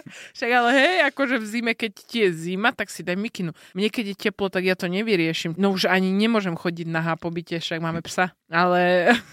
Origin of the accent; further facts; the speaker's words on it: northern Slovakia, Slovakia; now in Bratislava, Slovakia; som zo severu a som zvyknutá na zimu